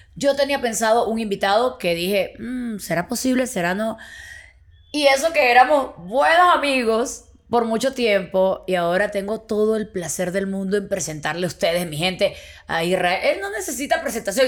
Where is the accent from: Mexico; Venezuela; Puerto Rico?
Venezuela; somos de Venezuela